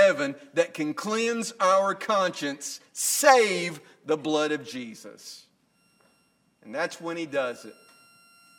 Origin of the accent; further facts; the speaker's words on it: Northwest Alabama, United States; I'm not from Middle Tennessee, but I'm from Northwest Alabama, and I grew up in a culture in which there was right and wrong.